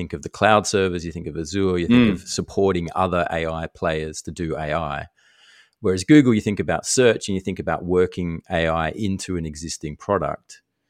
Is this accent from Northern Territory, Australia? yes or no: yes; Darwin, Northern Territory, Australia; But we grew up in Darwin. Like, how many iced coffees did you have when you were a teenager?